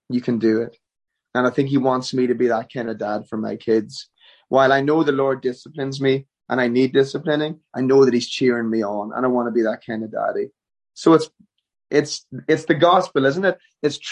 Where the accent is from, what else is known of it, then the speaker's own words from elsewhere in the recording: Ireland; moved away as an adult; now in Nashville, United States; I'm Irish through and through. There's no changing it. We do go home to Ireland for a few months a year.